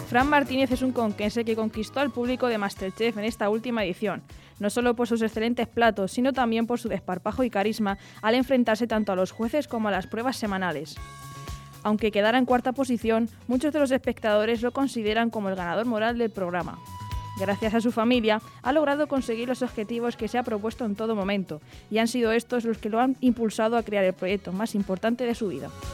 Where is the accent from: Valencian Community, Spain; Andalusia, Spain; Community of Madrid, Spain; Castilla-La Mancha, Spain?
Castilla-La Mancha, Spain; los manchegos pues somos de muy buen comer